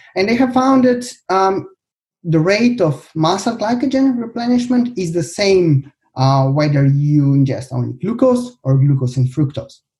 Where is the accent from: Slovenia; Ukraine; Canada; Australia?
Slovenia; also born or lived in Birmingham, United Kingdom; I come from Slovenia.